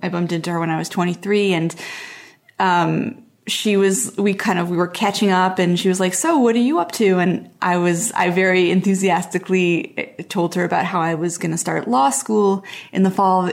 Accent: Montreal, Quebec, Canada; moved away; also born or lived in Portland; I grew up in Montreal, which is, like, a big East Coast city, and then I moved to Portland

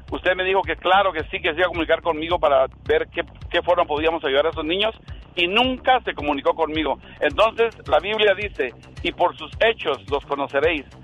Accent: Guatemala; yo soy guatemalteco, pero tengo muy buena opinión acerca de tu presidente

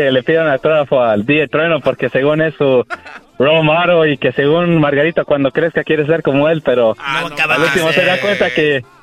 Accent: Hidalgo, Mexico; De, Hidalgo, viejo.

